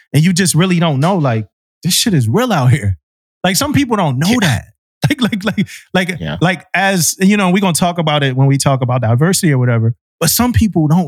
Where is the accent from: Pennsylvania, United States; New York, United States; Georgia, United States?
Pennsylvania, United States; Philadelphia; moved away; also born or lived in Florida; I grew up in South Philadelphia